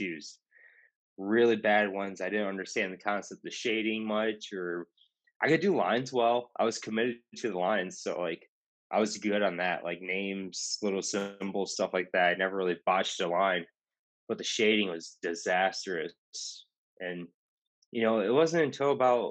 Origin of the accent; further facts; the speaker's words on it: Rockford, Illinois, United States; now in Austin, United States; The shop that I first got my apprenticeship at was called Skin Candy in Rockford, Illinois, and that's my hometown